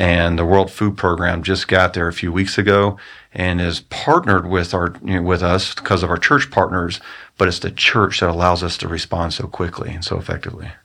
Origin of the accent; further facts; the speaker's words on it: United States; as an American